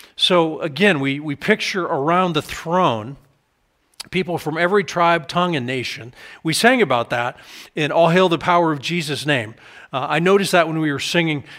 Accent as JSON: {"language": "English", "country": "United States", "said": "I'm an American"}